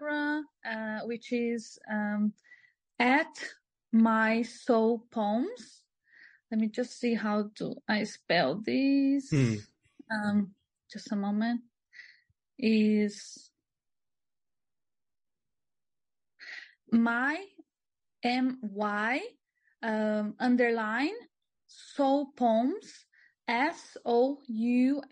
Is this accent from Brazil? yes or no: yes; Brazil; moved away as an adult; also born or lived in Sydney / Cairns; now in Australia; I came from Brazil. I'm living here